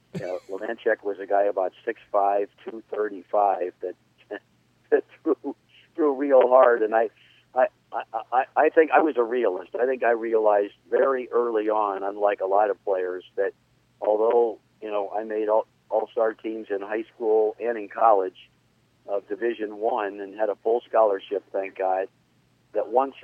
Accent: Los Angeles, California, United States; I grew up in the San Fernando Valley and have lived my whole life in California.

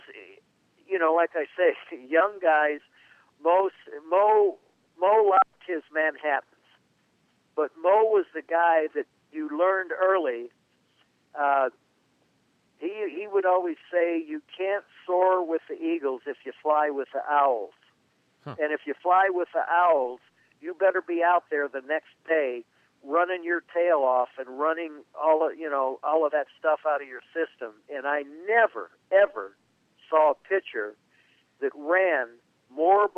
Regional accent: Southern California, United States; I grew up in Southern California

